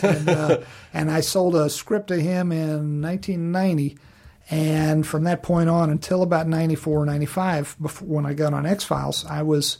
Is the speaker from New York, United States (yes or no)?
no; Virginia, United States; Living back in Virginia and my home state of Virginia, which was great living in Virginia